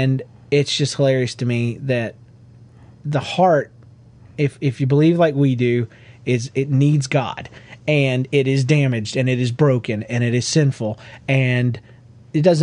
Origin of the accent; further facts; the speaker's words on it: Georgia, United States; growing up in Georgia